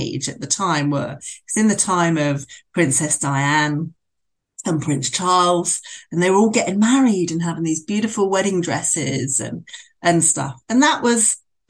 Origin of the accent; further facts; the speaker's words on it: Bournemouth, South West England, United Kingdom; moved away as an adult; I decided to leave Bournemouth, which was my hometown.